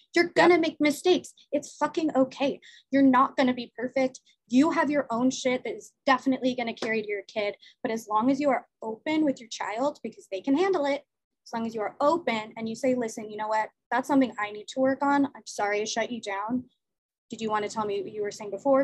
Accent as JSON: {"language": "English", "town": "Los Angeles", "region": "California", "country": "United States", "tie": "born or raised there", "moved": "yes", "lives_now": "Jersey City, United States", "said": "I was born in LA, I was born in Venice Beach"}